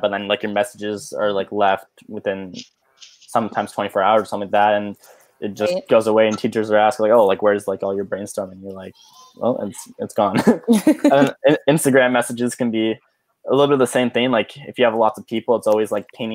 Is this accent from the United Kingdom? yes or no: no; Ottawa, Ontario, Canada; moved away; I'm originally from Ottawa